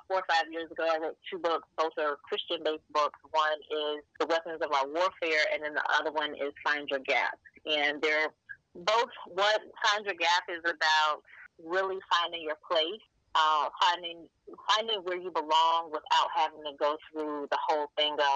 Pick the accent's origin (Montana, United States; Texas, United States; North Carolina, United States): North Carolina, United States; Fayetteville; My parents were military. I grew up in Fayetteville, North Carolina.